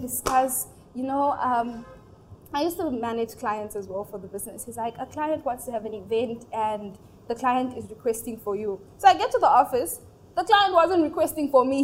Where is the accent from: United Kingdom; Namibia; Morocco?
Namibia; moved away as an adult; now in Nigeria; my parents are originally from Nigeria, but okay. they moved to Namibia down south okay. 30 years ago. So I was born and raised and recently just relocated